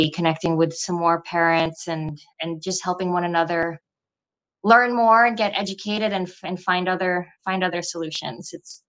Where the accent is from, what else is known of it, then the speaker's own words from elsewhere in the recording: New York, United States; And because we're from New York, hopefully we have a little bit of business going on in New York too.